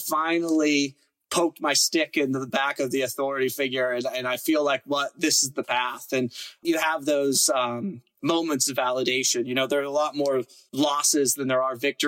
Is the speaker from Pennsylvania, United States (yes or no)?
yes; Pittsburgh, Pennsylvania, United States; I grew up in Pittsburgh